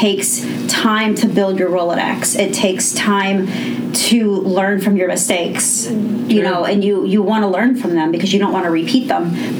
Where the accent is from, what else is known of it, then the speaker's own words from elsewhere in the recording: Pittsburgh, Pennsylvania, United States; I grew up in Knoxville, which is just a little bit of outside of Mount Oliver.